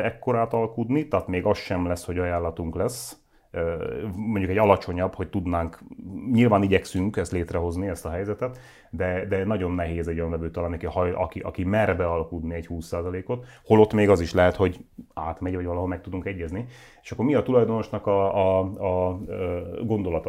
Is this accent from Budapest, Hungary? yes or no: no; Nógrád, Hungary; én Nógrádi vagyok, ott a körül, környékünkön lévő falvakban van, ahol a kocsma is bezárt már